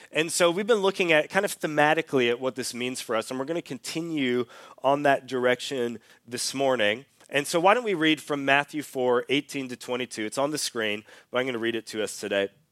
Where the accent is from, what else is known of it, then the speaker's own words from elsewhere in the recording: Canada; moved away as an adult; also born or lived in Australia; I'm from Canada, but when I was eighteen years old, I moved to Australia